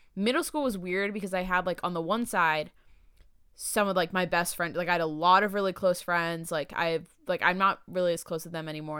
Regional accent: San Diego, California, United States; also born or lived in Maryland / Irvine; I lived in Irvine before I lived in San Diego. There was, like, a brief, when I moved here from Maryland, I lived in Irvine for a few years, and then I moved to San Diego

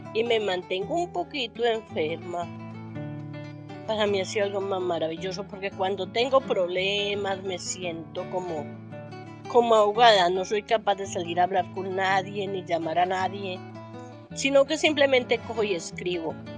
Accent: Caicedo, Antioquia, Colombia; moved away as an adult; now in Medellín, Colombia; soy paisa. Vengo del municipio, un municipio llamado Caicedo, Antioquia.

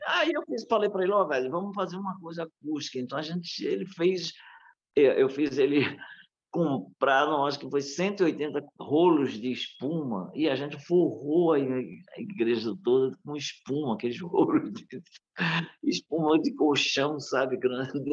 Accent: Northeast Brazil, Brazil; nós nordestinos

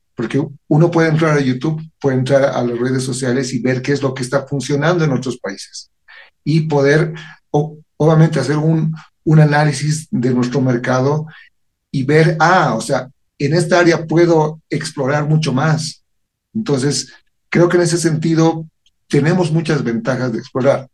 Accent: Bolivia

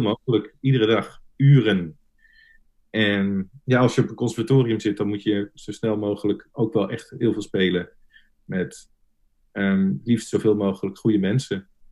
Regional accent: Nunspeet, Gelderland, Netherlands; moved away as an adult; also born or lived in Zwolle; now in The Hague, Netherlands; ik kom oorspronkelijk uit Nunspeet, klein dorpje onder Zwolle

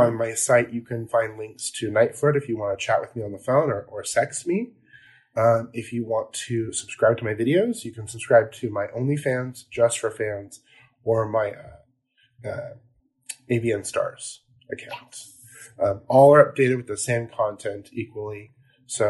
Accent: California, United States; I'm from California.

